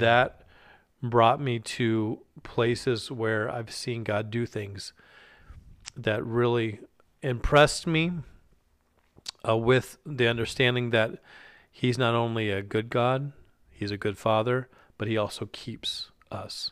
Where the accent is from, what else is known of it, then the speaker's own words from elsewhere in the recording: Alaska, United States; I grew up in Alaska